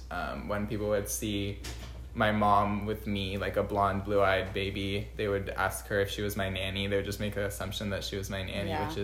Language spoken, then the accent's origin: English; Bay Area, California, United States; I'm born and raised in the Bay Area